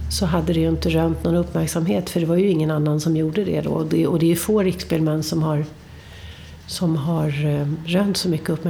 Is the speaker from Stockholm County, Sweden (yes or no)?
yes; Upplands Väsby, Stockholm County, Sweden